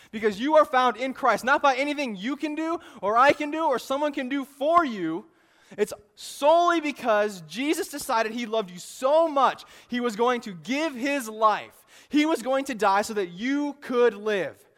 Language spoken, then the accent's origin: English; Illinois, United States; moved away; I grew up in Illinois